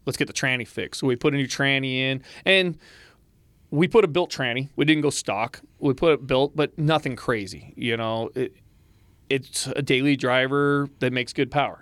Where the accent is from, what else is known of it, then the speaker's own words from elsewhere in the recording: West Coast, United States; moved away; I come from the West Coast.